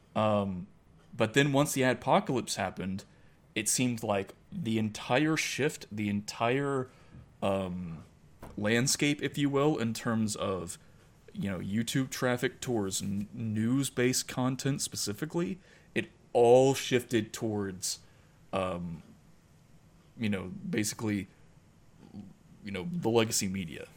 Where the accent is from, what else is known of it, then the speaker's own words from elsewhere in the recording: United States; I'm an American. I'm not, you know, I'm not Irish